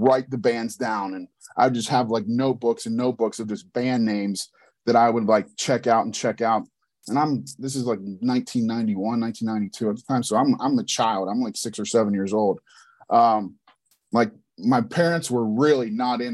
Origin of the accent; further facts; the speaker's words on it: Pittsburgh, Pennsylvania, United States; also born or lived in High Point, North Carolina; I'm from Pittsburgh, PA, but I was born in High Point, North Carolina. So I lived in North Carolina for the first six years of my life